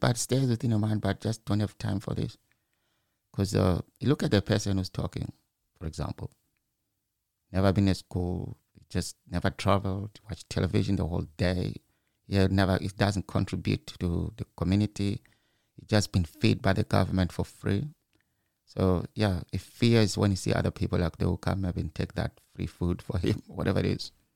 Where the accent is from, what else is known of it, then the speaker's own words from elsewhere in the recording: Zimbabwe; moved away as an adult; now in United Kingdom; I'm from Zimbabwe. Maybe because I was born in the village